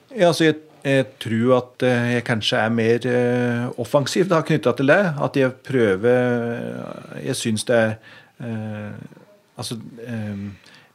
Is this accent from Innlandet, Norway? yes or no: yes; Biri, Innlandet, Norway; jeg er jo eh, oppvokst i Øvbygda, eh, i Bier Øvbygd.